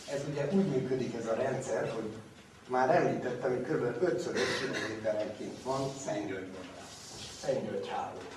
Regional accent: Hungary; magyarok vagyunk

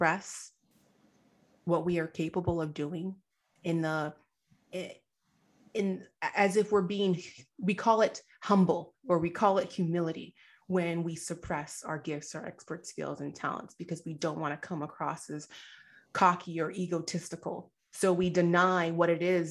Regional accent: United States; I was actually born here in the States. My parents did immigrate from Nigeria

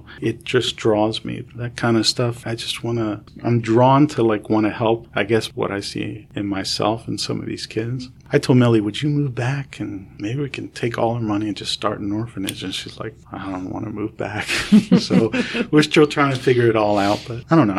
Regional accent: Camden, New Jersey, United States; moved away; also born or lived in New York; I grew up in Camden, and everybody's black or Hispanic

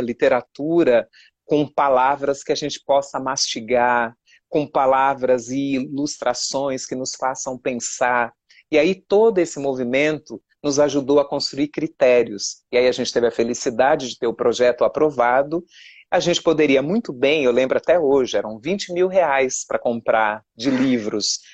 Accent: São Paulo, Brazil; eu venho da zona leste de São Paulo, eu não nasci em Parelheiros

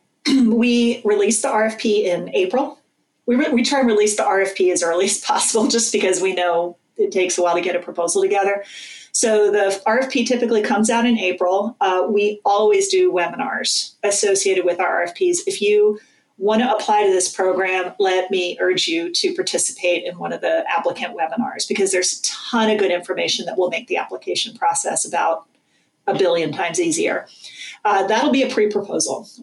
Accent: Calvert County, Southern Maryland, United States; moved away; I grew up in Southern Maryland, in Culver County.

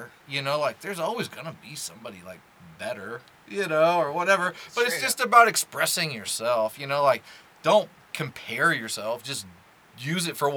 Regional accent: Omaha, Nebraska, United States; moved away; growing up in Omaha, Nebraska

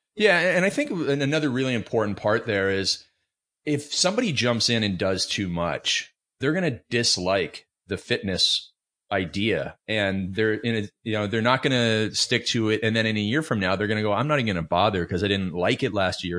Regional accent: Canada; I grew up in Canada

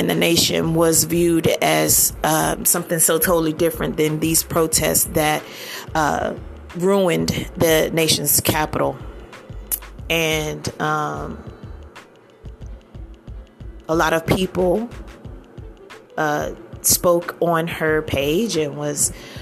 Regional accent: Northern Virginia / Washington D.C. area, United States; moved away; also born or lived in Maryland; I'm from the Northern Virginia area, D.C. area, Maryland area. Grew up in that area, and is home.

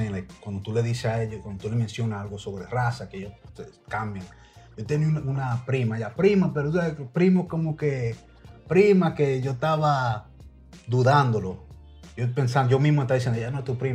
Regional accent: Dominican Republic; Pero soy bien dominicano

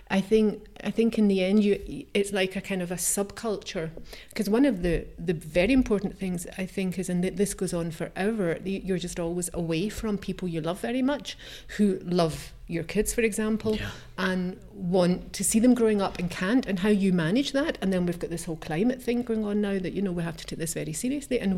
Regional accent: Scotland, United Kingdom; moved away as an adult; now in Switzerland; I mean, I would say that's my heritage. I am from Scotland.

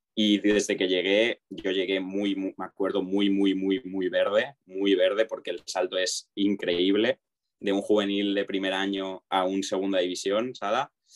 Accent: Alzira, Valencian Community, Spain; más de Alcira, que es mi ciudad, mi pueblo de toda la vida y he jugado aquí siempre

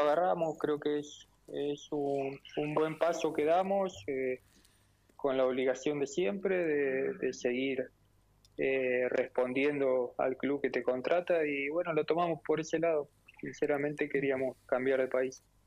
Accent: Porteña, Córdoba, Argentina; moved away; siendo de un pueblo muy chiquito

